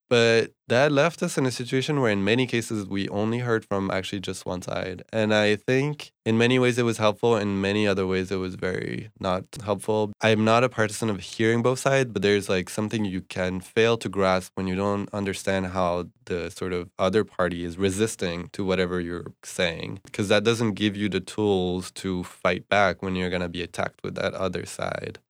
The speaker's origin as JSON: {"language": "English", "town": "Bordeaux", "region": "Nouvelle-Aquitaine", "country": "France", "tie": "born or raised there", "also_born_or_lived": "Montreal, Canada", "moved": "as an adult", "lives_now": "United States", "said": "I grew up in France, in Bordeaux"}